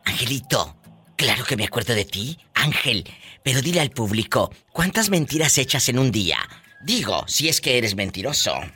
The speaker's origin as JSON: {"language": "Spanish", "town": "Matamoros", "region": "Tamaulipas", "country": "Mexico", "said": "en mi tierra, en Matamoros, Tamaulipas"}